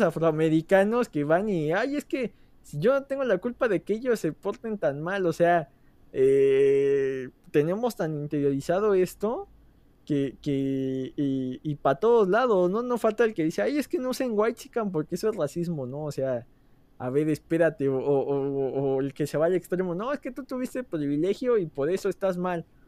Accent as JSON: {"language": "Spanish", "country": "Mexico", "said": "dos tipos mexicanos"}